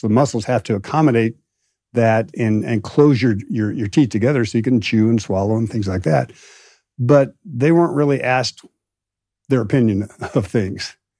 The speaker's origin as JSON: {"language": "English", "region": "Midwest", "country": "United States", "tie": "born or raised there", "moved": "yes", "lives_now": "Austin, United States", "said": "growing up in the Midwest"}